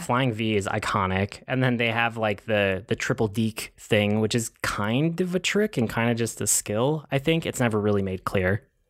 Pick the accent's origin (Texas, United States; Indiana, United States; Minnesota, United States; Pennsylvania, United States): Minnesota, United States; Twin Cities suburbs; The Twin Cities, even if it's, this is shot in Minneapolis and I'm from the suburbs.